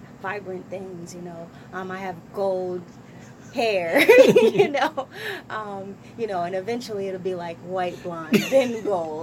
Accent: Trenton, New Jersey, United States; I'm from Trenton, New Jersey. West Trenton, New Jersey.

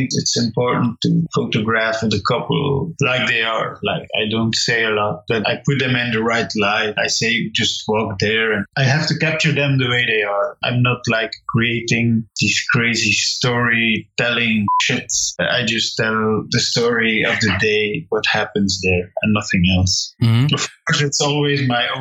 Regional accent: Flanders, Belgium; I come from Belgium. I live here in the northern part, the Dutch-speaking part of Belgium

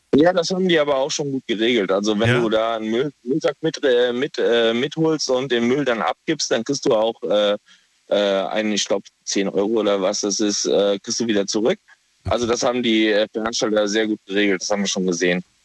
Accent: Kaiserslautern, Rhineland-Palatinate, Germany; Ich komme aus der Pfalz

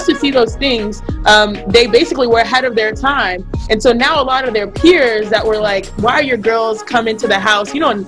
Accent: Houston, Texas, United States; So growing up in Houston, Texas, we'd still go back home to Nigeria every year or so. And so we still, even though we grew up in Texas, I grew up in a Nigerian house, you know?

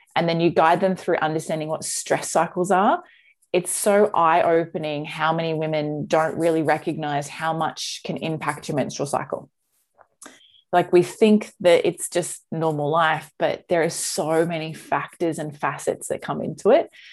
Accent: Australia; as an Aussie

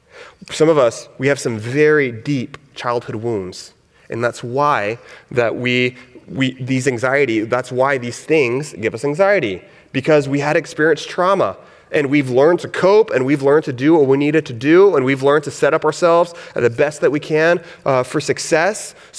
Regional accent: the South, United States; I grew up in the South, hence my accent.

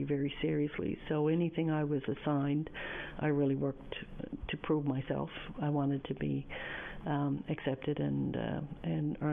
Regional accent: St. John's, Newfoundland and Labrador, Canada; I was born in the East End of St. John's, or born in St. John's, and grew up in the East End

